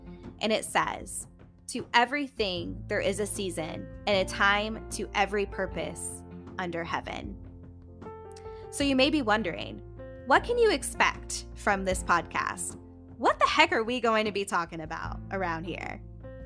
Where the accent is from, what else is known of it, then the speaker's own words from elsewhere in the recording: Indiana, United States; now in Columbus, United States; I'm originally from Indiana. I now currently reside in the Columbus, Ohio area.